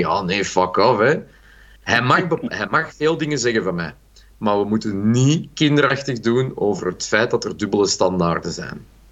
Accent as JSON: {"language": "Dutch", "region": "Brabant", "country": "Belgium", "said": "Ik ben zelf ook een Brabander"}